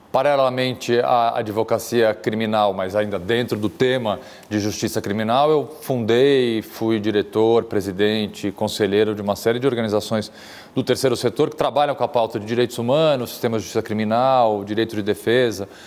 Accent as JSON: {"language": "Portuguese", "region": "São Paulo", "country": "Brazil", "tie": "born or raised there", "said": "Eu tenho 46 anos, nascido e criado aqui em São Paulo."}